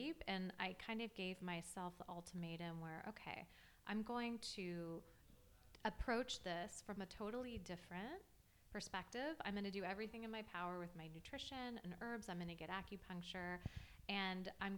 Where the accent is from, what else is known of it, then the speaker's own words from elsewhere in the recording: Los Angeles, California, United States; I grew up in Los Angeles